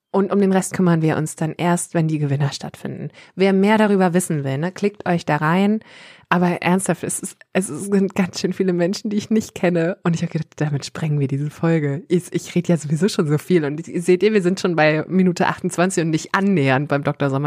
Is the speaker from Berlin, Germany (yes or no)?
no; Worpswede, Lower Saxony, Germany; ich komme ja aus Hopswede. Und ähm, wir wissen ja alle, dass Johann Strate auch aus Worpswede kommt.